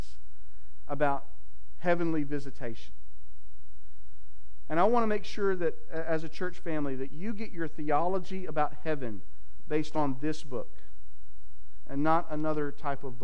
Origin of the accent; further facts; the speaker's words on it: Texas, United States; my home state of Texas